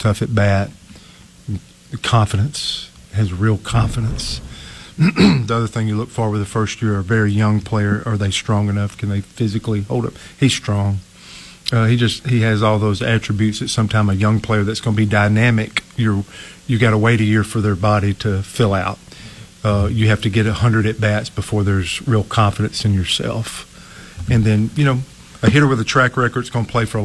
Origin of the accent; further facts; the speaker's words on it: Amory, Mississippi, United States; I played for Glen Farms in Amory, Mississippi, to give a shout-out back to my hometown